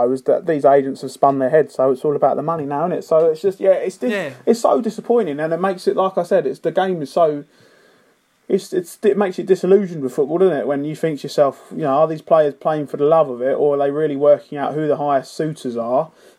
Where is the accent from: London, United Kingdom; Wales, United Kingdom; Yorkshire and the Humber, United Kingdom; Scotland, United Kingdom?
Wales, United Kingdom; Cardiff; I'm still earning well more than, you know, the average punter who I grew up with down in Cardiff.